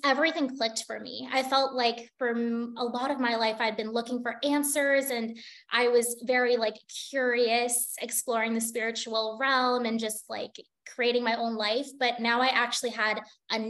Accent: United States; moved away as an adult; also born or lived in Singapore; an American living in Singapore

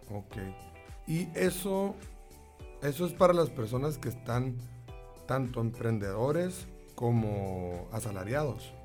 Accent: Sonora, Mexico; así somos los sonorenses

